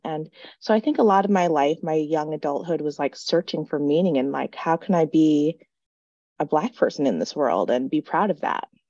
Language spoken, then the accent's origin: English; South Dakota, United States; born and raised in South Dakota